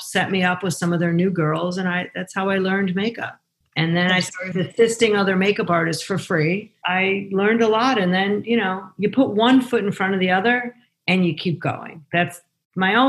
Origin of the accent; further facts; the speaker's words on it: Chicago, Illinois, United States; I grew up in Chicago in the suburbs, the oldest of three kids